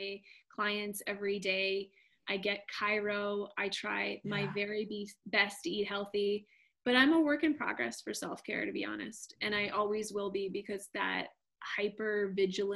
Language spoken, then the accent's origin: English; Canada; I'm Canadian